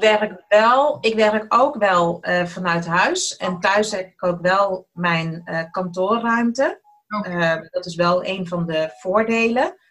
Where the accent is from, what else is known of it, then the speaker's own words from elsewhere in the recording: Eindhoven, North Brabant, Netherlands; accent: soft G; moved away as an adult; now in Almere, Netherlands; Ik ben opgegroeid in Eindhoven, vandaar ook mijn zachte G